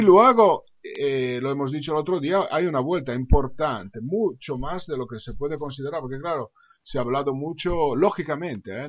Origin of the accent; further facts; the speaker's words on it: Italy; soy italiano